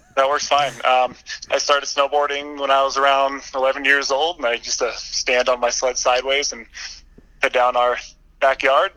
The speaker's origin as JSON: {"language": "English", "region": "Vermont", "country": "United States", "tie": "born or raised there", "moved": "as an adult", "lives_now": "Lake Tahoe, United States", "said": "I moved back to my home state of Vermont."}